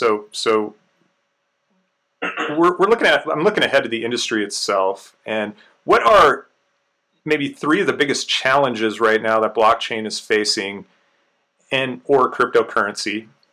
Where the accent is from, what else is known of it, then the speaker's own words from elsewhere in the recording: Colorado, United States; I'm actually from Colorado myself, and in Colorado right now.